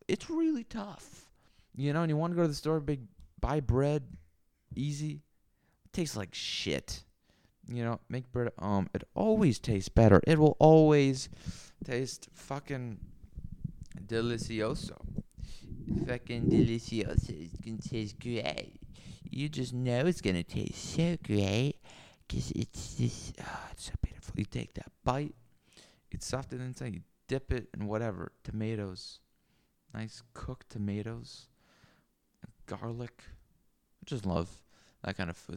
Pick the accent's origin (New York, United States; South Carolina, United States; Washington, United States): Washington, United States; Seattle; also born or lived in Mercer Island; I grew up in Capitol Hill near Seattle and Seward Park as well, a little bit on Mercer Island